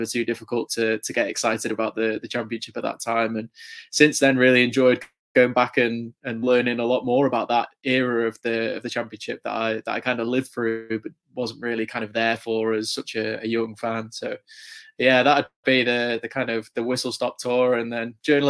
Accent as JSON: {"language": "English", "region": "England", "country": "United Kingdom", "said": "I'm obviously, as you can probably tell from my accent, from England and the UK"}